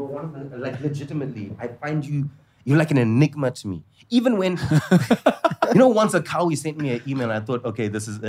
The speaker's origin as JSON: {"language": "English", "country": "South Africa", "said": "I say this as a South African."}